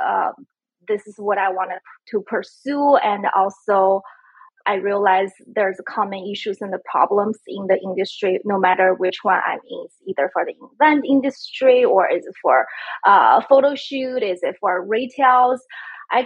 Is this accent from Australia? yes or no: no; China; moved away; also born or lived in San Francisco; I'm originally from China. I lived in San Francisco about 10 years